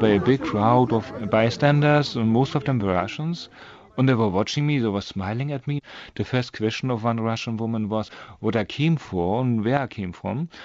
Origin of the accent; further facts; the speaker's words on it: Germany; not East Germany. I see, I'm coming from the West.